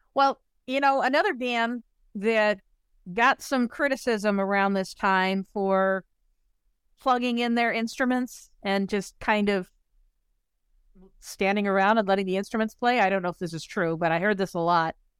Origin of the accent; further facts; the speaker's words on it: Chicago suburbs, Illinois, United States; a little white girl growing up in the Chicago suburbs going to a Catholic school